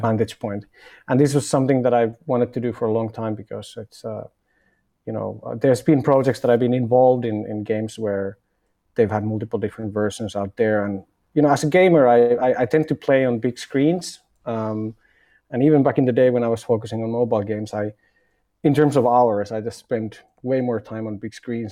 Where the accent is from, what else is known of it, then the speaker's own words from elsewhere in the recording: Finland; moved away as an adult; now in Berlin, Germany; I'm originally from Finland